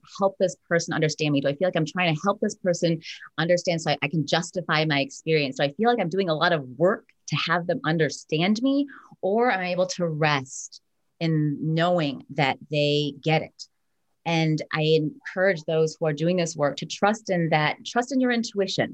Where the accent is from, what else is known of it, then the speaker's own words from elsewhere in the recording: United States; I was born here. I'm American